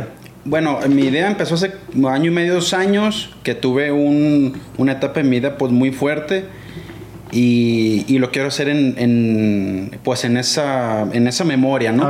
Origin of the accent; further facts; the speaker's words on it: Guamúchil, Sinaloa, Mexico; also born or lived in Culiacán, Sinaloa / Angostura, Sinaloa; ahí crecí y ahí empecé a patinar